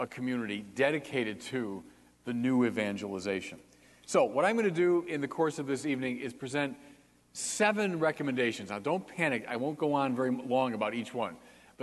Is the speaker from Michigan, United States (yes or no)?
yes; Detroit, Michigan, United States; now in Chicago, United States; I grew up outside Detroit, and my dad took my brother and me to a Tigers game in the summer of 1967